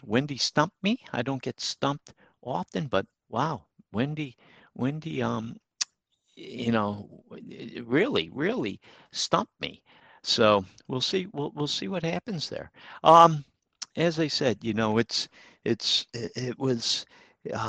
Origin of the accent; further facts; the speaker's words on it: Troy, United States; I grew up in Troy